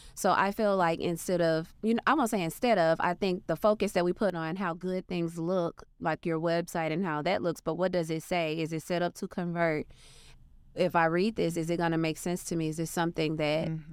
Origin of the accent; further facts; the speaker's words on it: Arkansas, United States; moved away; So I'm from a very small town. I'm from Arkansas. Grew up on a dirt road